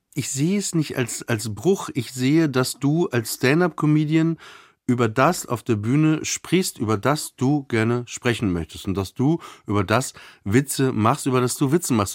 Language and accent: German; Papenburg, Lower Saxony, Germany; now in Berlin, Germany; ich bin ja in Papenburg im Emsland aufgewachsen, also tiefste Provinz